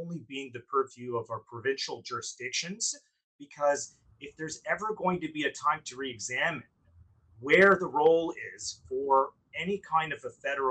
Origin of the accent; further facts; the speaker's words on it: Alberta, Canada; moved away as an adult; also born or lived in British Columbia; now in Toronto, Canada; I was born in Alberta, and I did my medical school at the University of Alberta